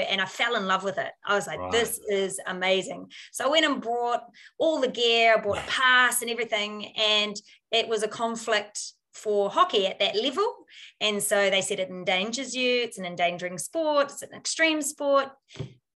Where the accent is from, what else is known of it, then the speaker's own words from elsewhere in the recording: New Zealand; our qualifications as a Kiwi over here over in the US